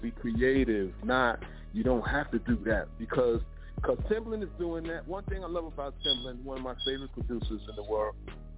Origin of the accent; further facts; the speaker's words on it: New York, United States; now in Delaware, United States; I'm from New York, but I reside in Delaware now.